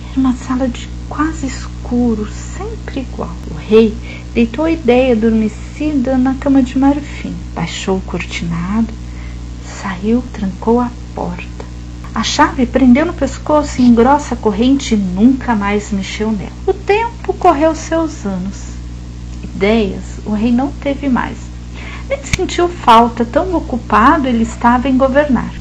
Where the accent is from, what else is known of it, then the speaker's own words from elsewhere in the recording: São José dos Campos, São Paulo, Brazil; Eu nasci em São José dos Campos, no interior de São Paulo, região do Vale do Paraíba